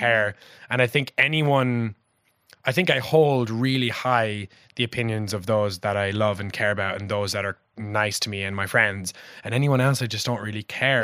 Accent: Passage West, Munster, Ireland; I grew up in Passage West.

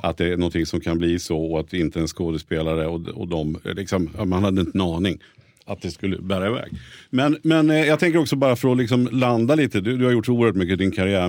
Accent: Nyköping, Södermanland, Sweden; moved away as an adult; now in Stockholm, Sweden; jag är från Nyköping från början

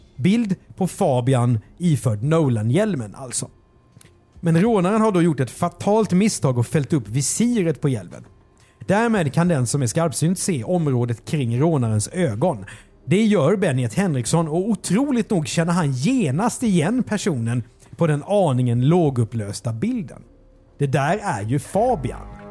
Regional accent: southern Sweden, Sweden; vi är från södra Sverige

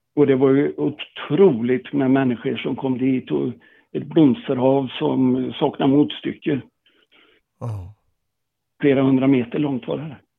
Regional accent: Tibro, Västra Götaland, Sweden; moved away as an adult; där jag kom ifrån, Tibro

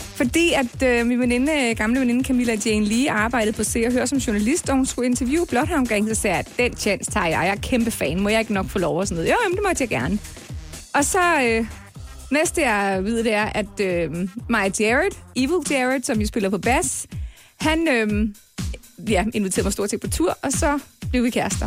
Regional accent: North Zealand, Capital Region of Denmark, Denmark; also born or lived in Copenhagen / Scotland / Kvistgård; jeg er faktisk født i København, og boede i, i, i fire år i København. Og så rykkede jeg så til øh, Nordsjælland senere

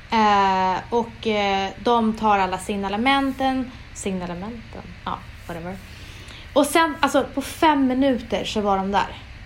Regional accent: Umeå, Västerbotten County, Sweden; moved away; jag är från Umeå

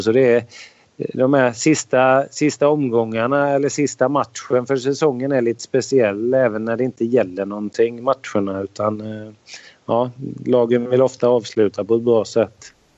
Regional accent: Sweden; moved away as an adult; som svensk

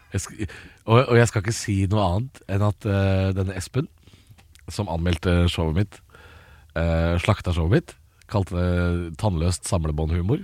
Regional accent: Drammen, Buskerud, Norway; Og jeg er jo fra Drammen, jeg

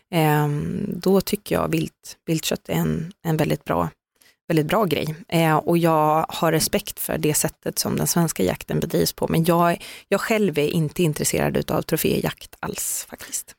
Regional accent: Skövde, Västra Götaland, Sweden; Jag är från Skövde

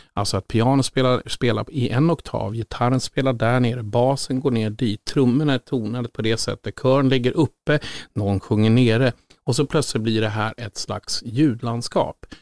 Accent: Sollentuna, Stockholm County, Sweden; Jag är från Sollentuna, Töjnan. Bodde högst där uppe och hade Tensta som närmsta granne

